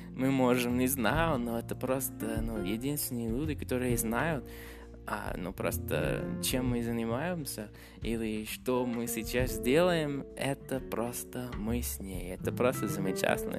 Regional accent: Canada; Russian is a second language; я из Канады

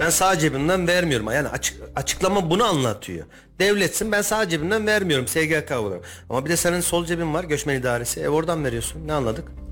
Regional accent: Argıncık, Kayseri Province, Turkey; E ben Argıncıklıyım. Argıncık tarafını biliyorum.

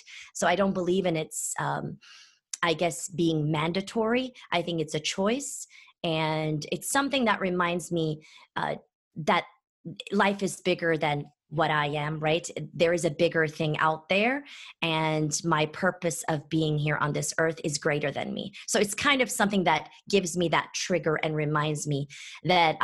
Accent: Istanbul, Turkey; moved away; also born or lived in Athens, Ohio, United States; I'm originally from Istanbul, Turkey

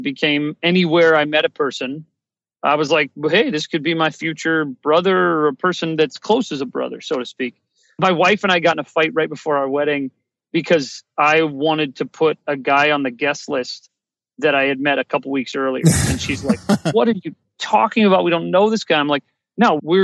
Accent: Ohio, United States; I grew up in Ohio

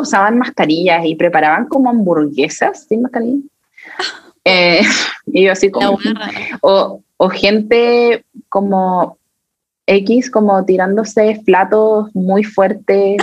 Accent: Chile; en mi país, yo vivo acá en Chile

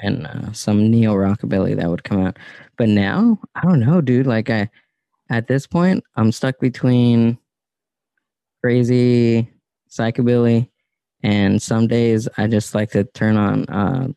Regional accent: Southern California, United States; growing up in SoCal

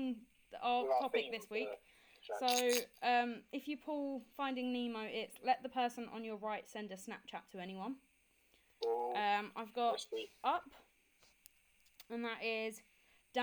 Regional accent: Kent, South East England, United Kingdom; moved away as an adult; now in Portsmouth, United Kingdom; I'm originally from Kent

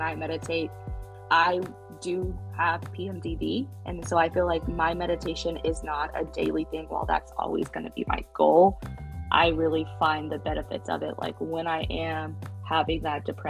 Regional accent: Midwest, United States; we're from the Midwest

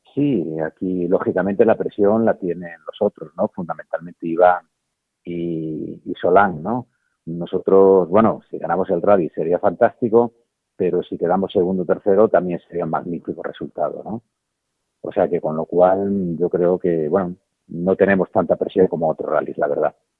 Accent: Galicia, Spain; como piloto gallego

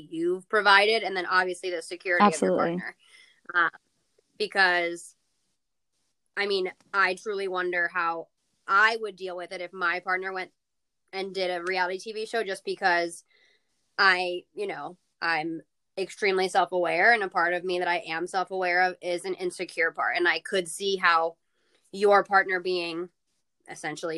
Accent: South Florida, United States; I'm from South Florida

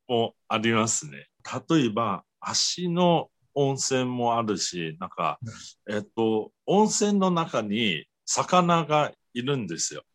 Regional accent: Taiwan; Japanese is a second language; 私が台湾出身

